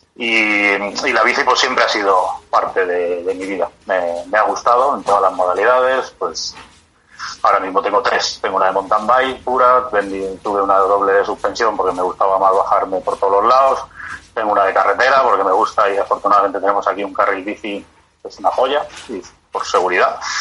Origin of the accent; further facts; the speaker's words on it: Community of Madrid, Spain; also born or lived in Tres Cantos; soy un madrileño eh, toda la vida